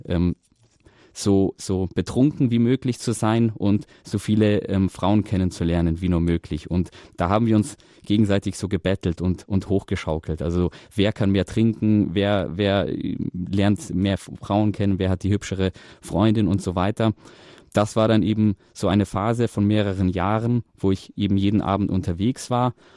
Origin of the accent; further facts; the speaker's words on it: Munich, Bavaria, Germany; ich selber bin in München geboren und aufgewachsen